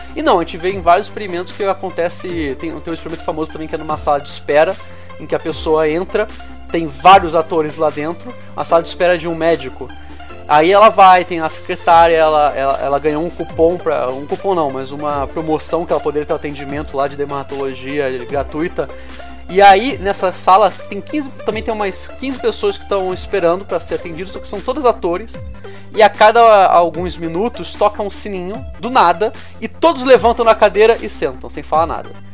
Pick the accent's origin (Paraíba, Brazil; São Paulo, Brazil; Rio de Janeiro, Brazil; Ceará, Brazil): Rio de Janeiro, Brazil; Eu, como sou do, do Rio